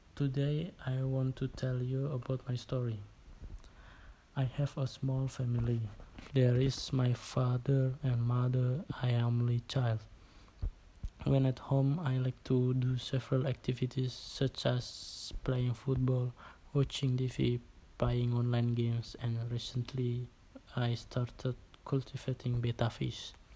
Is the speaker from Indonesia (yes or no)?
yes; Bandar village, Central Java, Indonesia; English is a second language; My hometown is a small village, namely the Bandar village